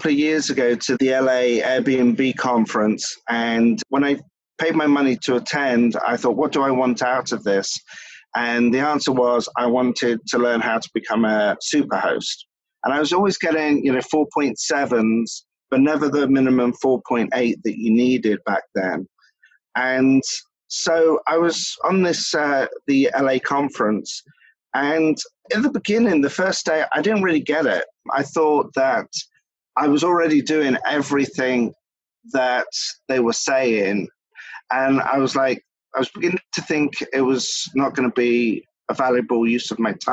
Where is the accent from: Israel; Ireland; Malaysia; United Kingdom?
United Kingdom; England; moved away as an adult; now in Philadelphia, United States; Ever since I was a child, I grew up in England, and my parents were in the hospitality industry